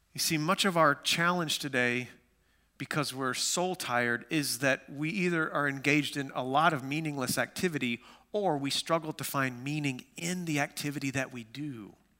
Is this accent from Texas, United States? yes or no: yes; Amarillo, Texas, United States; moved away; I grew up in West Texas, Amarillo, Texas.